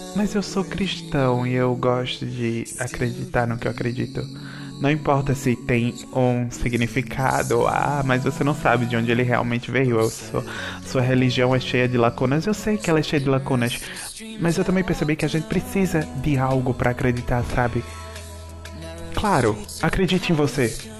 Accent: Manari, Pernambuco, Brazil; moved away; eu sempre vou voltar para Manari, que é a, a cidade, na, minha cidade natal.

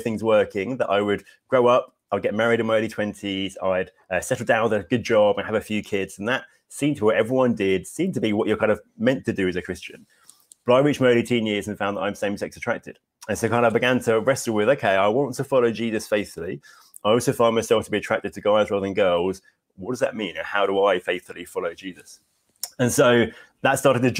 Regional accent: Hastings, South East England, United Kingdom; now in Bexhill, United Kingdom; I grew up in Hastings, which is near, I live in Bexhill now

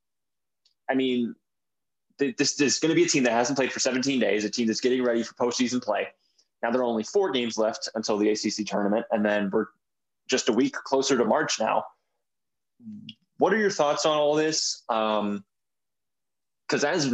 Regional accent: Michigan, United States; now in Blacksburg, United States; I'm from Michigan

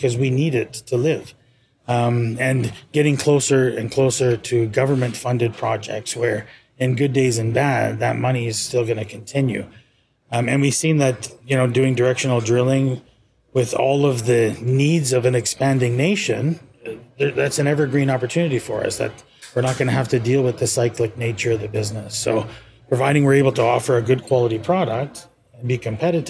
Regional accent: Canada; moved away as an adult; also born or lived in Dubai; now in South Florida, United States; I'm from Canada

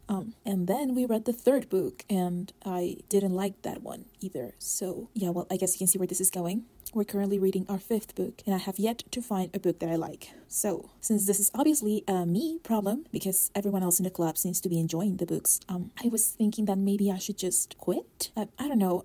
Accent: Mexico City, Mexico; I am from Mexico City

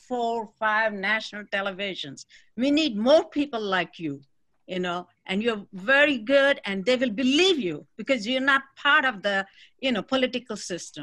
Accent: India; moved away; I'm from India. I'm a Hindu

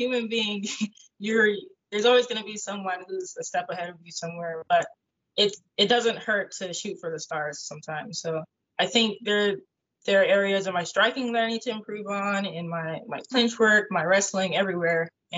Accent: Florida, United States; also born or lived in Georgia; I was born in South Florida, and I always feel at home whenever I go back to South Florida. So I would probably say that's like my hometown.

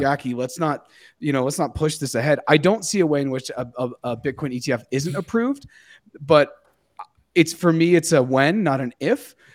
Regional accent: United States; Growing up in the United States in the nineties, raised by parents who were raised by their parents

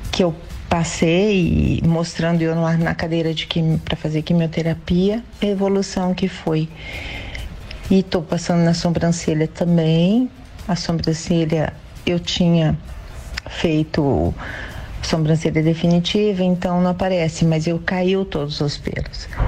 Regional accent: Garça, São Paulo, Brazil; Eu sou de Garça, interior de São Paulo.

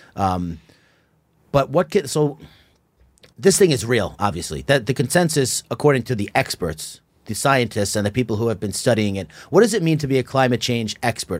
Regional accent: Long Island, New York, United States; I was born and raised in Long Island

